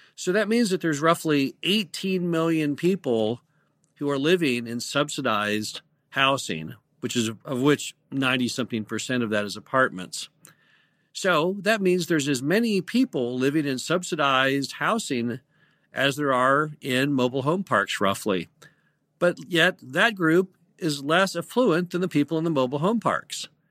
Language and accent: English; United States; I'm an American